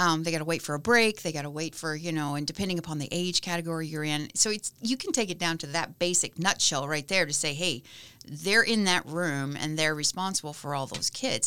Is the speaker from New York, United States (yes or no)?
no; Lebanon, Kentucky, United States; now in Bloomington, United States; I grew up in a little town called Lebanon, Kentucky.